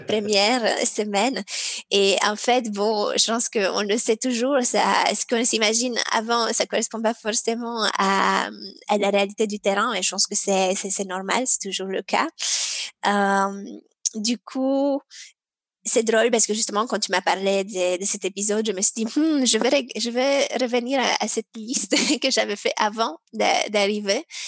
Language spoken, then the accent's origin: French; Romania; moved away; alors moi je suis originaire de la Roumanie.